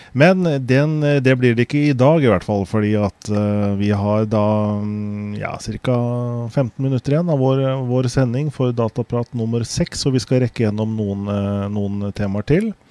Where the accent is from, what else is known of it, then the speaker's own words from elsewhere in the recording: Norway; jeg er norsk